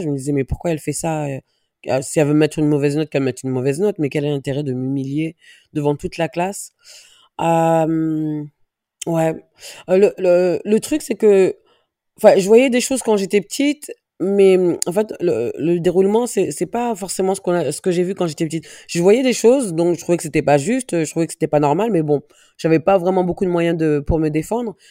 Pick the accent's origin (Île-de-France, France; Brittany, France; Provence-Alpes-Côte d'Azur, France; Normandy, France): Île-de-France, France; Viry-Châtillon; also born or lived in Dreux / Paris; je suis née à Dreux. 500 km de Paris j'ai grandi en banlieue parisienne, donc entre Viry-Châtillon et Grigny